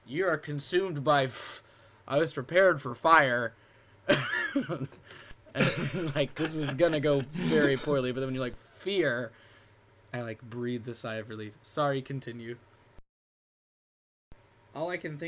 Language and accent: English; the South, United States; I grew up in the South. These are my people.